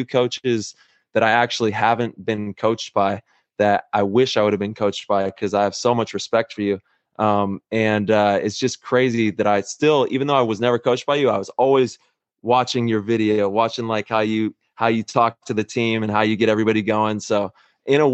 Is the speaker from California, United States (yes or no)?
yes; Modesto, California, United States; I grew up in the NorCal Valley up there